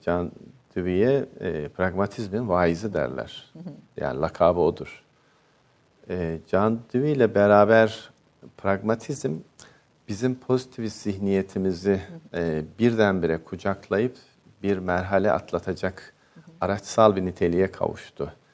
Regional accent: Ankara, Turkey; also born or lived in unnamed village (birthplace); doğduğum köyde ilkokul birinci sınıfı okudum ama 5 yaş 2 aylıkken e, okula başladım. Ee, bütün aile Ankara'ya göçmüştü.

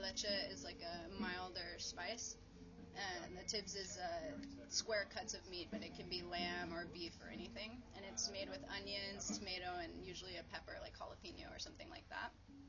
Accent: United States; And I would say, yeah, I identify as Ethiopian American.

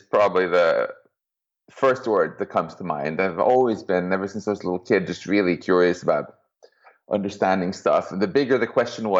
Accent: Stockholm, Stockholm County, Sweden; moved away; I'm from Stockholm originally

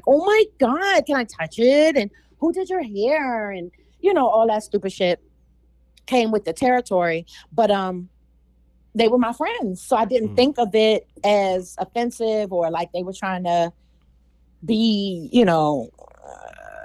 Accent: Washington, District of Columbia, United States; moved away; I grew up primarily in what they call Uptown or Northwest.

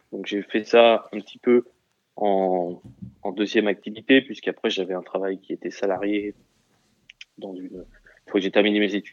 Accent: Châlons-en-Champagne, Grand Est, France; originaire d'où Champagne-Ardenne. Champagne. champagne

